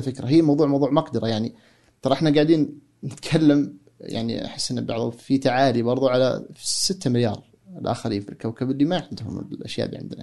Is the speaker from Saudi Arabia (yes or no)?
yes; Saudi Arabia; now in United States; عندنا في السعودية